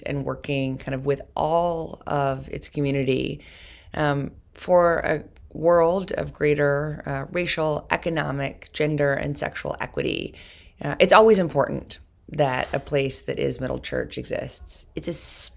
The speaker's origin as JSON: {"language": "English", "town": "New York City", "region": "New York", "country": "United States", "said": "I've been inspired as a New Yorker"}